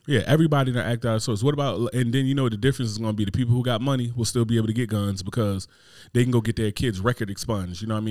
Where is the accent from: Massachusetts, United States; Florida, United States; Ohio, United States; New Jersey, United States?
New Jersey, United States; Newark; I'm from Newark, New Jersey